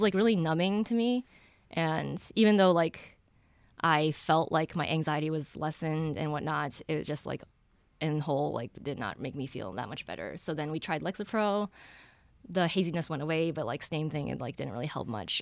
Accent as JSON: {"language": "English", "town": "Ann Arbor", "region": "Michigan", "country": "United States", "tie": "born or raised there", "said": "I grew up in Ann Arbor."}